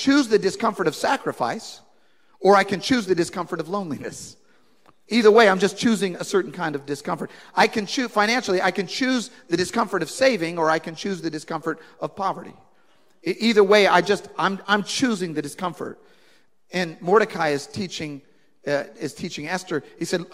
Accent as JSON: {"language": "English", "country": "United States", "said": "I'm an American and I'm in England"}